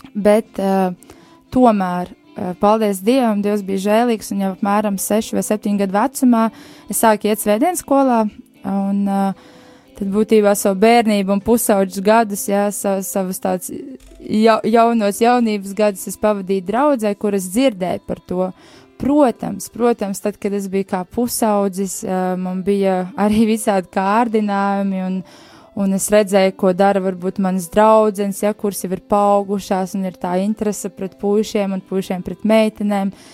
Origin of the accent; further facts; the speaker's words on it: Bauska, Bauska Municipality, Latvia; es esmu no Bauskas